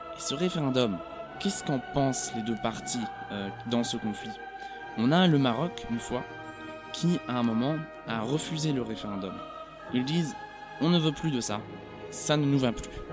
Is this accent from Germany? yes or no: yes; Germany; en tant qu'Européen, en tant qu'Allemand